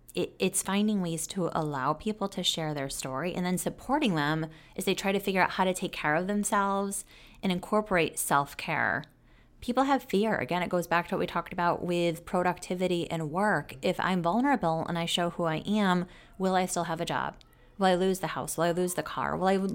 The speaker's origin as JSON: {"language": "English", "region": "New York", "country": "United States", "said": "I will say I'm disappointed going from New York, coming to the South. The South doesn't have as good of ice cream as New York does."}